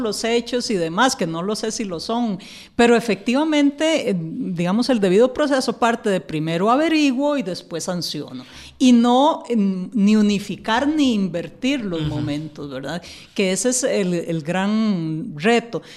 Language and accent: Spanish; Costa Rica